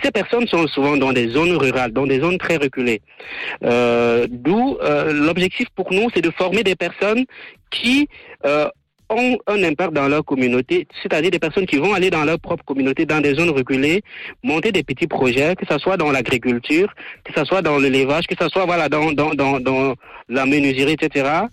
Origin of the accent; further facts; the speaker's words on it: Cameroon; moved away as an adult; now in Switzerland; je vis en Suisse, je viens du Cameroun